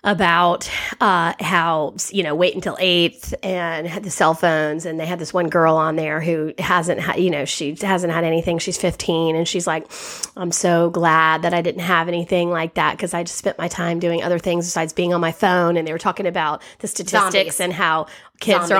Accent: Arkansas, United States; we're from Arkansas

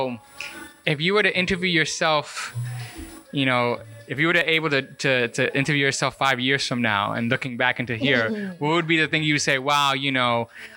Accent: United States; I grew up here in the States

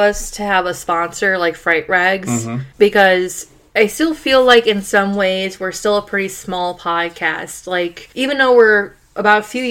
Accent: Rochester, New York, United States; we're from Rochester originally

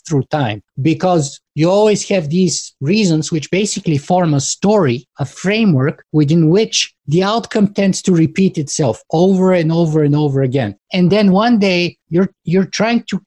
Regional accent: Bulgaria; now in Canada; I was born in Bulgaria and grew up behind the Iron Curtain during the Cold War. And I was 13 years old when the wall collapsed.

